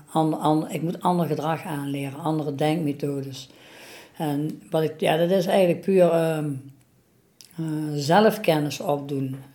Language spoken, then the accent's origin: Dutch; Venlo, Limburg, Netherlands; ik kom uit Venlo en ik ben al 59 jaar.